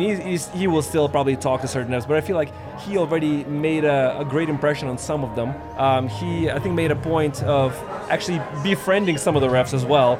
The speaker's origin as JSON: {"language": "English", "country": "Lithuania", "moved": "yes", "lives_now": "Colorado, United States", "said": "where I'm from Lithuania."}